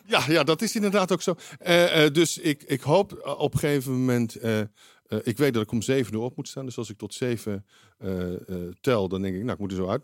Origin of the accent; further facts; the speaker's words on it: Amsterdam, North Holland, Netherlands; ik kom uit Nieuw-West